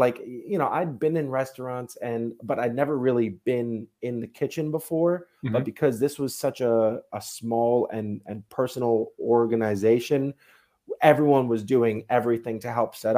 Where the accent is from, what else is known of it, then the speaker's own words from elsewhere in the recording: Long Island, New York, United States; moved away as an adult; now in Austin, United States; I am originally from Long Island, New York. I've lived there my entire life.